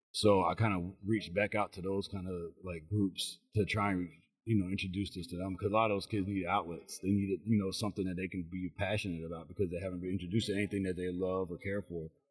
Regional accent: Chicago, Illinois, United States; now in McDonough, Georgia, United States; originally I'm from Chicago. Um, I live in, in McDonough, Georgia

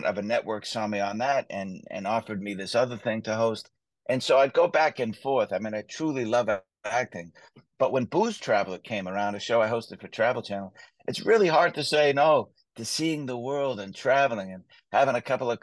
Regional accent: Boston, Massachusetts, United States; moved away as an adult; also born or lived in Las Vegas, Nevada / Los Angeles, California; I love my hometown. I grew up in Southie

